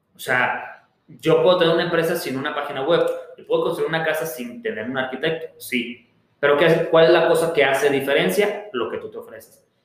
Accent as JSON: {"language": "Spanish", "country": "Mexico", "said": "somos mexicanos"}